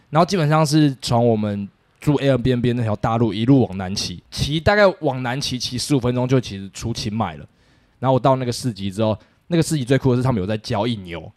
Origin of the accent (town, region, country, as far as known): Taiwan